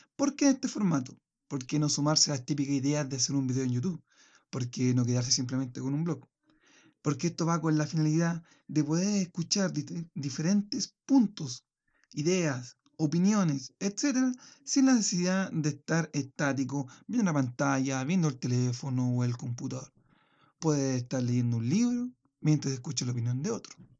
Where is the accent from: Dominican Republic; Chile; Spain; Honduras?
Chile; en el caso chileno, mi, nación